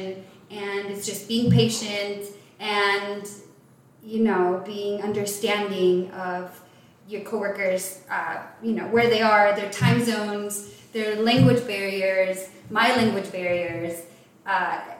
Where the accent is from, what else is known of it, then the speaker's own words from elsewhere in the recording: El Paso, Texas, United States; moved away; I grew up in El Paso, Texas.